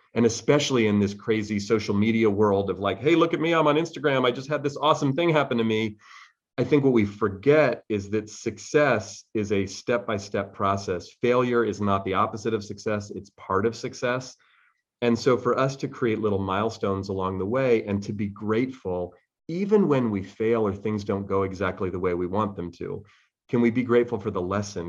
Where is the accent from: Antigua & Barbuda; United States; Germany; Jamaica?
United States; Bay Area, California; I grew up here in the Bay Area where I still live